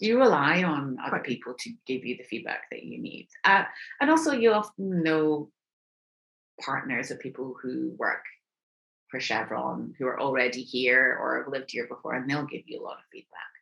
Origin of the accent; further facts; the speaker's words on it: United Kingdom; moved away as an adult; now in Houston, United States; I am British